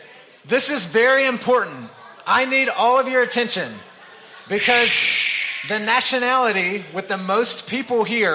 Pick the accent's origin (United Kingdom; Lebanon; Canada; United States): United States; North Carolina; It's the state flag of North Carolina. This is my home state flag.